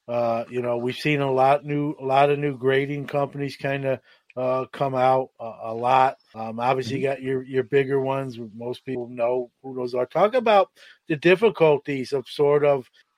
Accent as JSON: {"language": "English", "town": "New York City", "region": "New York", "country": "United States", "moved": "yes", "said": "I'm originally from New York City."}